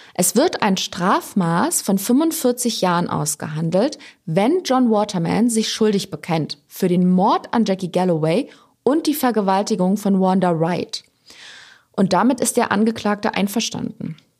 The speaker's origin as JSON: {"language": "German", "country": "Germany", "said": "bei uns in Deutschland"}